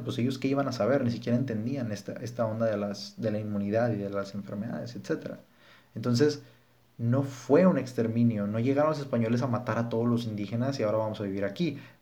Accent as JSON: {"language": "Spanish", "country": "Mexico", "said": "quiénes somos como mexicanos"}